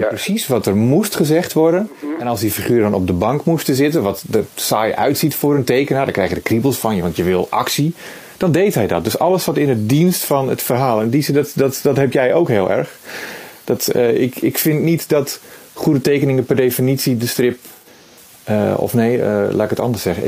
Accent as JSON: {"language": "Dutch", "country": "Netherlands", "said": "als Nederlander"}